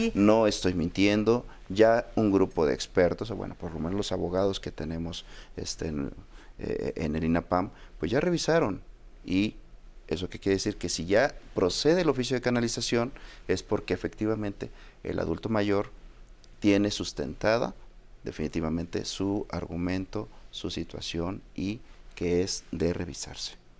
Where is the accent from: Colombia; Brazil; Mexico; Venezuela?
Mexico; nuestra identidad como mexicanos